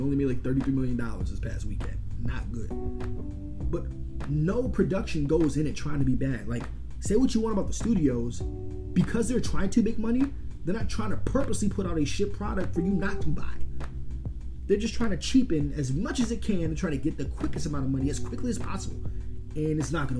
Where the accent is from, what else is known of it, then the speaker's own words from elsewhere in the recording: New York, United States; I'm a New Yorker